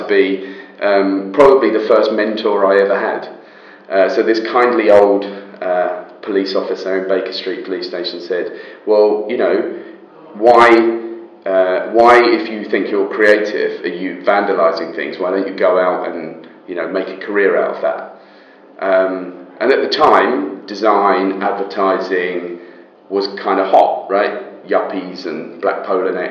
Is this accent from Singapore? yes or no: no; United Kingdom; also born or lived in Israel; But I left there when I was about 3 years old and moved to the UK.